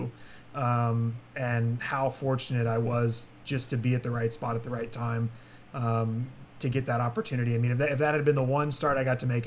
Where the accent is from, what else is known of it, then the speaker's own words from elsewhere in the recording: Asheville, North Carolina, United States; I'm from Asheville, North Carolina, originally